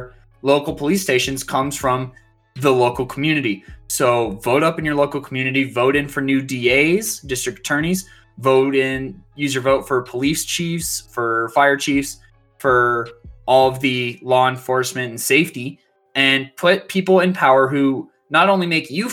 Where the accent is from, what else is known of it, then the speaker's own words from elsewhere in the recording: Aurora, Colorado, United States; my hometown of Aurora, Colorado.